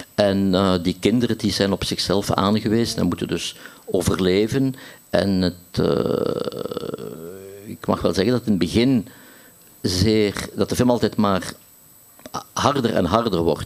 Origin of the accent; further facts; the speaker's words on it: Ghent, Flanders, Belgium; ik als Gentenaar